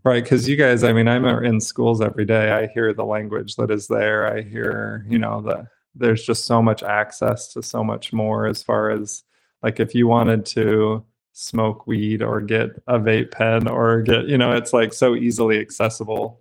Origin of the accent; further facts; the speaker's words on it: Brigham City, Utah, United States; I grew up in Utah in Brigham City's small town